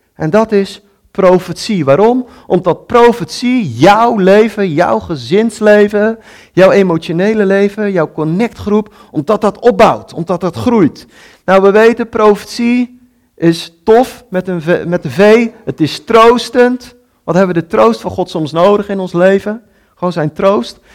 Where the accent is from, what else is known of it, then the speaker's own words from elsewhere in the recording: Netherlands; als Nederlanders